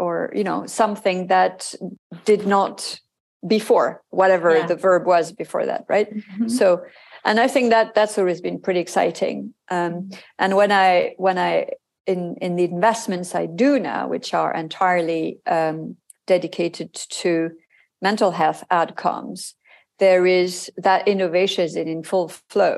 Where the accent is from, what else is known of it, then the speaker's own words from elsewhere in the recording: France; moved away as an adult; also born or lived in Hong Kong / Japan; my home country